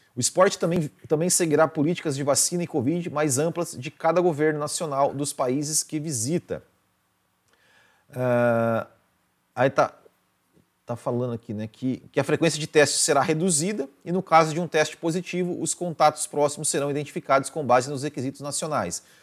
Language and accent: Portuguese; Mandaguari, Paraná, Brazil; moved away; Mandaguari, minha terra natal